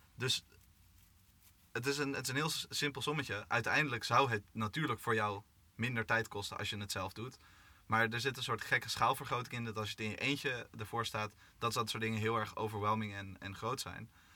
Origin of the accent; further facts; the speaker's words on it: Amsterdam, North Holland, Netherlands; Ik kom uit Amsterdam.